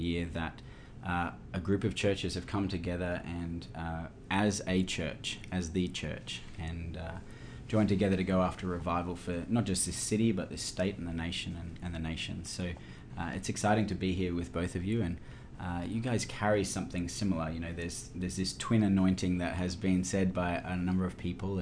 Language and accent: English; Australia; my hometown, all the way from Australia